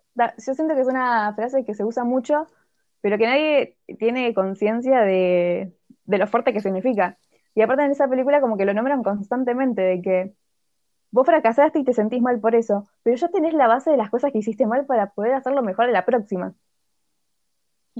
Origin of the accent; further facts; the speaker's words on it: Argentina; los argentinos